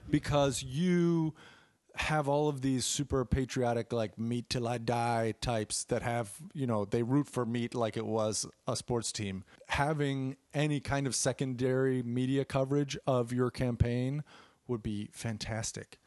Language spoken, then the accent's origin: English; Chicago, Illinois, United States; growing up in Chicago